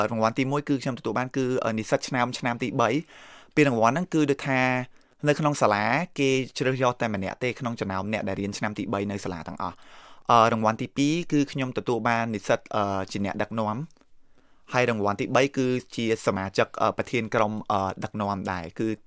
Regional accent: Cambodia; moved away as an adult; now in United States

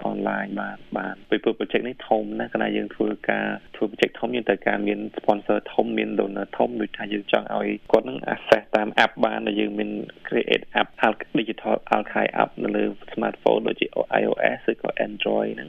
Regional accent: Cambodia

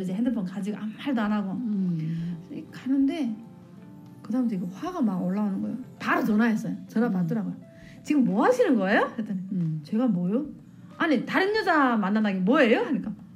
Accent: North Korea; moved away as an adult; also born or lived in China / South Korea; now in Maryland, United States; 저는 북한에서 어, 서해 쪽에 그 서해 바다 쪽에서 살았는데

